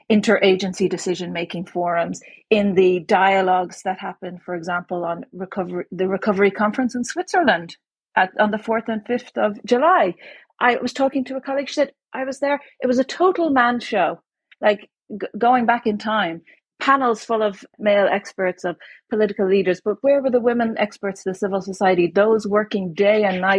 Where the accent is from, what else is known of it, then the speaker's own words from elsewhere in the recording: Ireland; born there; born in Ireland um, when Margaret Thatcher was the prime minister.